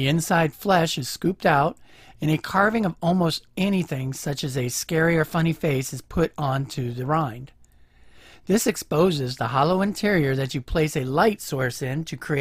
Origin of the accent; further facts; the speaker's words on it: Ohio, United States; my home state of Ohio